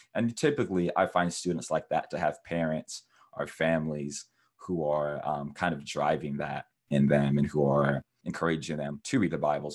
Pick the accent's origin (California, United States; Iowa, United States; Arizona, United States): Iowa, United States; Cedar Rapids; also born or lived in North Carolina; I am from um, Cedar Rapids, Iowa. I was born in North Carolina, and my family had moved out to Iowa, which is in the Midwest in the USA. And so I grew up around cornfields and different things in Iowa.